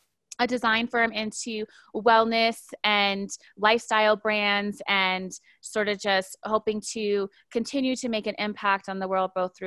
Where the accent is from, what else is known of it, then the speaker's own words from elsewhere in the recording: Honolulu, Hawaii, United States; I'm originally from Honolulu, Hawaii, but I was raised sort of an Air Force kid and have been living most of my adult life in the U.S. in the state of Colorado